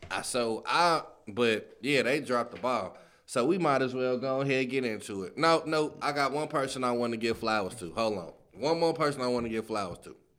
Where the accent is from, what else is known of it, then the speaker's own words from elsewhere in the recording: Chicago, Illinois, United States; I'm from the Chi.